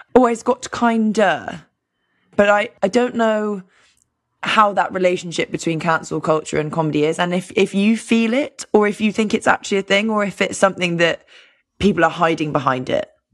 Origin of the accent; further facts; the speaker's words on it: London, United Kingdom; I grew up in London